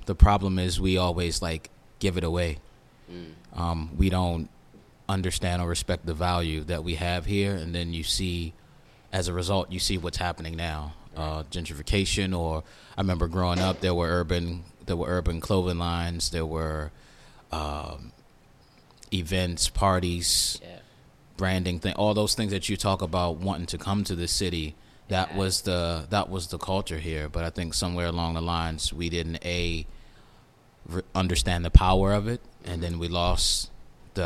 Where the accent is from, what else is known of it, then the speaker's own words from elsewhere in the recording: Washington, District of Columbia, United States; also born or lived in Delaware; Born and raised in D.C.